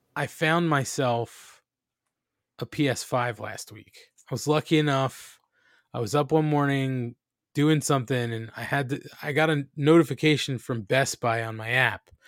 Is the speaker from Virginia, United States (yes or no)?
no; New Jersey, United States; we're Italian from New Jersey.